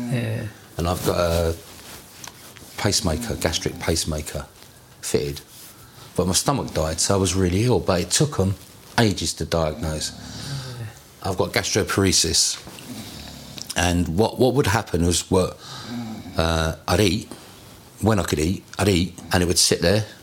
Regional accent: Tunbridge Wells, South East England, United Kingdom; now in Brentford, United Kingdom; I'm from Kent. Tunbridge Wells.

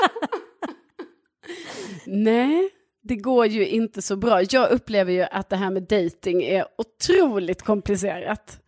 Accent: Lund, Skåne, Sweden; now in Årsta, Stockholm, Sweden; från Lund

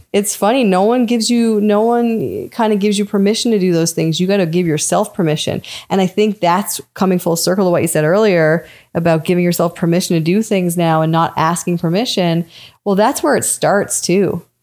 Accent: Newfoundland and Labrador, Canada; growing up in Newfoundland was tough too

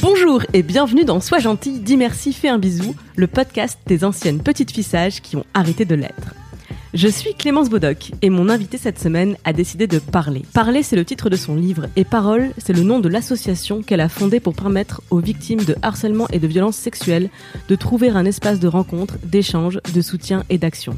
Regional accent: Moselle, Grand Est, France; je viens de Moselle

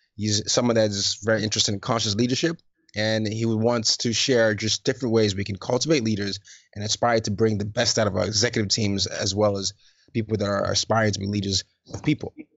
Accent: Nigeria; I'm Nigerian

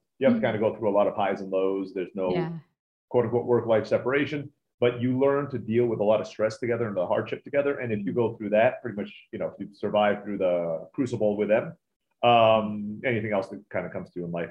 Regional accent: Turkey; also born or lived in Philippines; now in United States; I was born in the Philippines, grew up in Turkey.

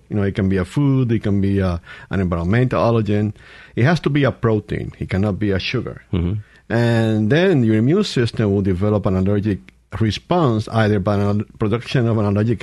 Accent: Puerto Rico; moved away as an adult; also born or lived in El Paso, Texas / Washington, D.C.; now in Mississippi, United States; I'm from Puerto Rico. I went to a medical school back home in Puerto Rico

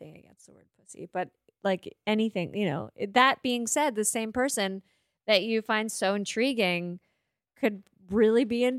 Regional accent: Kensington, Prince Edward Island, Canada; I grew up in Kensington, Prince Edward Island.

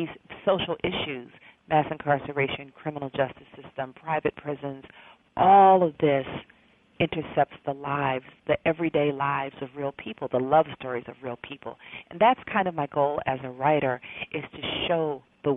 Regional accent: Atlanta, Georgia, United States; It's my natural habitat, my hometown.

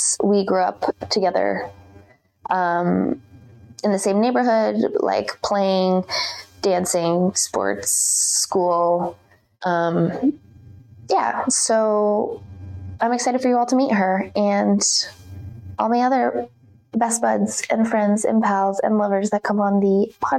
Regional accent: Muskoka, Ontario, Canada; moved away; my hometown, of Muskoka

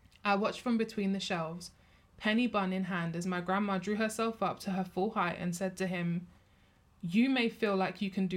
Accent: United Kingdom; As a Muslim woman, I've heard similar things. As a black, British-born Jamaican, I've heard the horror stories from my family of their early years in Britain

